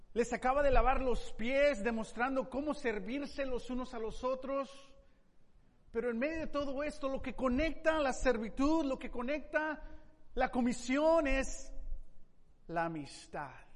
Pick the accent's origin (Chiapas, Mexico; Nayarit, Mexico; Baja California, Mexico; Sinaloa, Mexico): Nayarit, Mexico; Tepic; moved away; yo eh, crecí en México, en la ciudad de Tepic